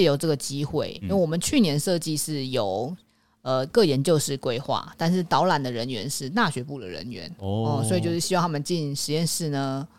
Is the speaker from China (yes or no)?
no; Taipei, Taiwan; 像我们台北人